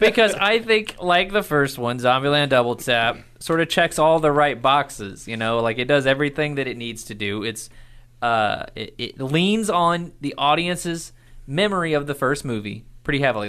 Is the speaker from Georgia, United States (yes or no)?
no; Irving, Texas, United States; I was born in Irving, Texas